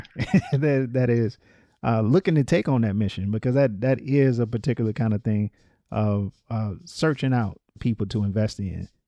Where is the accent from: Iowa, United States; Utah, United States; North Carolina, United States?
North Carolina, United States; now in Atlanta, United States; I'm from North Carolina. So one of the reasons I moved to Atlanta